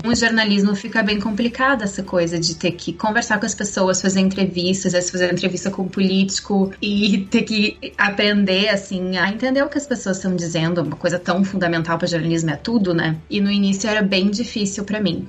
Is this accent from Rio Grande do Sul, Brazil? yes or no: yes; Porto Alegre, Rio Grande do Sul, Brazil; moved away as an adult; now in South Africa; Eu sou de Porto Alegre, no sul do Brasil, e eu sempre morei lá toda a minha vida